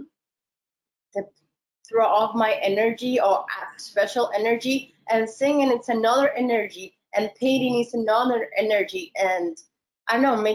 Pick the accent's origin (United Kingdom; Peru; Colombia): Peru; moved away as an adult; also born or lived in Mexico; I love my country